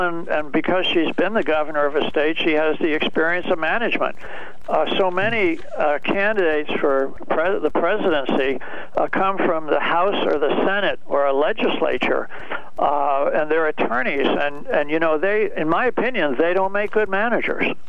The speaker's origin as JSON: {"language": "English", "region": "New York", "country": "United States", "tie": "born or raised there", "moved": "yes", "lives_now": "Connecticut, United States", "said": "I was born and raised in New York."}